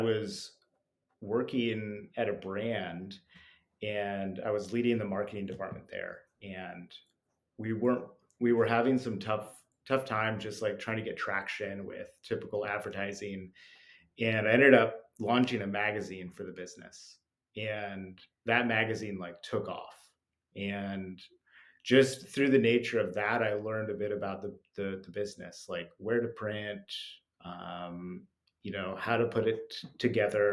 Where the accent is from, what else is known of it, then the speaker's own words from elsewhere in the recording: Salt Lake City, Utah, United States; now in New York City, United States; I grew up in Salt Lake City